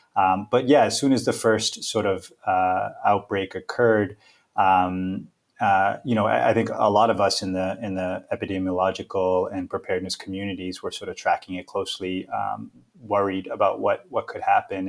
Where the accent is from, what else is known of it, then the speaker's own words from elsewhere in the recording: Boston, Massachusetts, United States; moved away as an adult; also born or lived in London; now in Seattle, United States; I was originally born and raised in Boston. Grew up in a number of different neighborhoods there throughout the city.